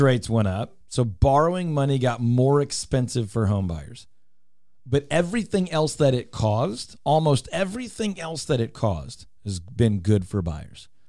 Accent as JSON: {"language": "English", "town": "Houston", "region": "Texas", "country": "United States", "tie": "born or raised there", "said": "I grew up in Houston"}